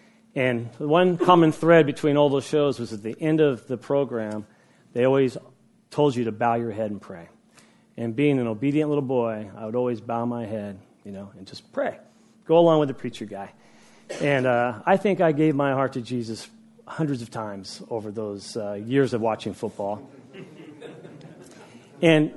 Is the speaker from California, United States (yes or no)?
yes; Woodland, California, United States; moved away; also born or lived in Huntington Beach; I grew up in Woodland